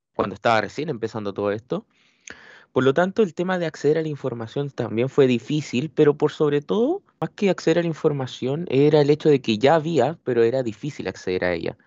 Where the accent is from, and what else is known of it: Chile